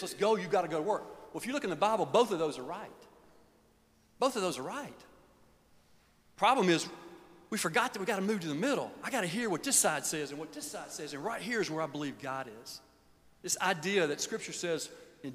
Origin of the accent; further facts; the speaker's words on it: Birmingham, Alabama, United States; moved away as an adult; now in Nashville, United States; Growing up in Birmingham in the 60s